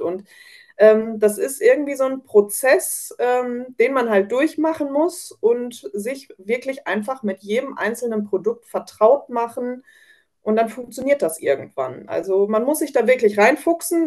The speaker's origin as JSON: {"language": "German", "region": "North Rhine-Westphalia", "country": "Germany", "said": "ich komme aus Nordrhein-Westfalen"}